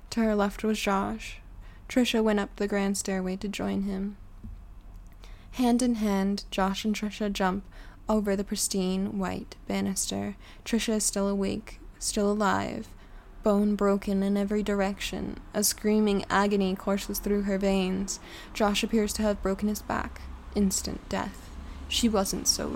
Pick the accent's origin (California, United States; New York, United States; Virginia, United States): California, United States; South Lake Tahoe; I grew up in South Lake Tahoe